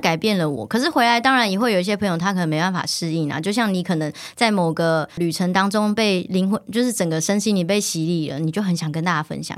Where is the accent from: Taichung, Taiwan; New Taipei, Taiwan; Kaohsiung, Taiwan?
Taichung, Taiwan; moved away as an adult; now in Taipei, Taiwan; 我是台中人，然后就一路向往着要进入这个可能媒体产业， 然后来到台北